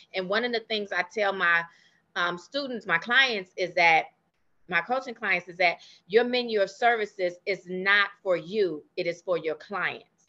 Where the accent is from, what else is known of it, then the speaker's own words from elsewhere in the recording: Chicago, Illinois, United States; moved away as an adult; now in McKinney, United States; I'm actually from Chicago, and that is actually where I started my nail care career